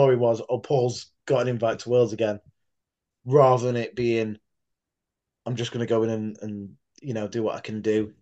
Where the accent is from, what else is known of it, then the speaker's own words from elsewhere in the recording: Sheffield, Yorkshire and the Humber, United Kingdom; to do Giants Live consistently every year in my hometown. I think this is four, seven, number seven now in Sheffield Arena